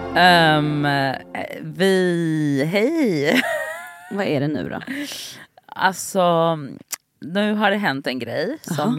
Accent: Gothenburg, Västra Götaland, Sweden; moved away; jag har varit hemma i Göteborg en helg och varit mycket med mina syskonbarn

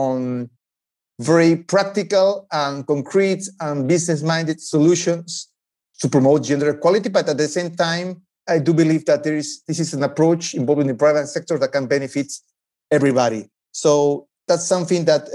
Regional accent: Peru; moved away; I'm originally from Peru

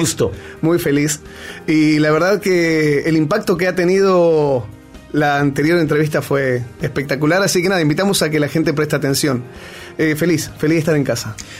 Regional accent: Argentina; moved away; also born or lived in Peru; soy argentino hasta el cuello, digo galletita, digo cuello

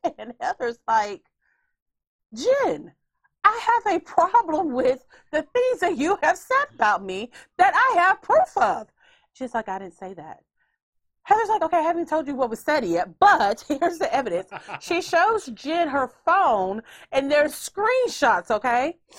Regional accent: Houston, Texas, United States; Well, we don't hold ribs since we're from Houston, Texas.

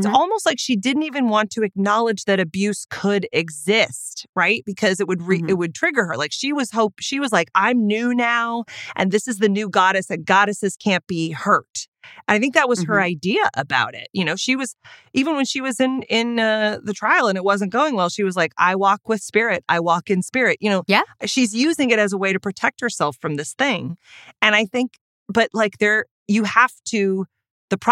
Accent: United States; I'm an American

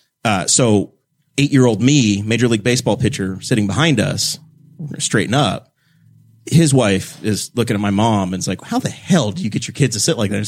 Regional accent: New York, United States; born or raised there

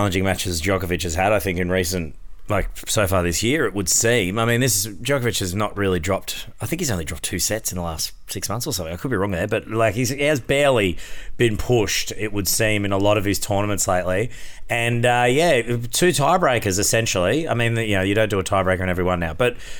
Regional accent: Australia; which is so frustrating as an Aussie sports fan because I'm like, you just ruined what she's been working hard for.

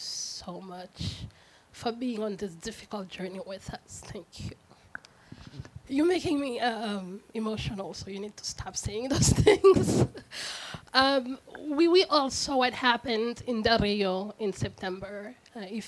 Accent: Haiti; also born or lived in New York; now in California, United States; I'm an immigrant, I'm from Haiti.

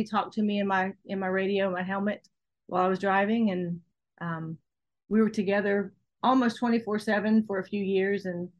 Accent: Florida, United States; now in Kentucky, United States; I grew up drag racing in Florida.

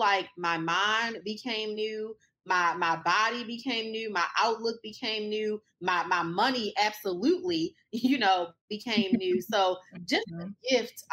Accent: Baltimore, Maryland, United States; also born or lived in Washington, D.C.; now in Dallas, United States; I was born in Baltimore

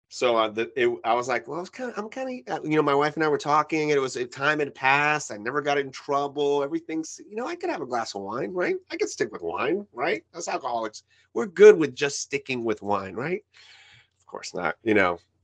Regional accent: New York, United States; first language Spanish; English is a second language; I was born in New York. My mom is from Cuba.

